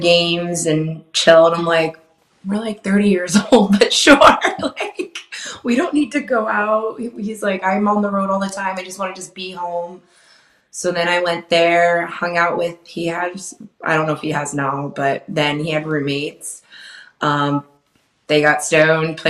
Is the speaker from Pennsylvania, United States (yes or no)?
yes; Wilkes-Barre, Pennsylvania, United States; I grew up in Wilkes-Barre, Scranton